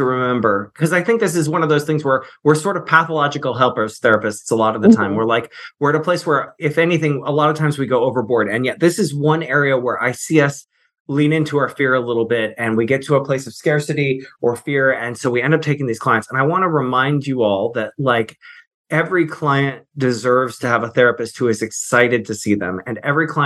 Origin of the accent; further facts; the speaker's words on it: Virginia, United States; moved away; also born or lived in St. Mary's City, Maryland; I'm from Virginia originally